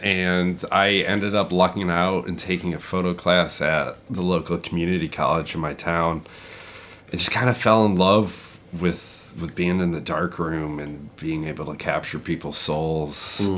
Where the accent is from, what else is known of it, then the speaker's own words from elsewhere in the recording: Ypsilanti, Michigan, United States; I grew up outside of Detroit, mm-hmm. suburb, Ypsilanti, Michigan, home of Domino's, and we built the Enola Gay.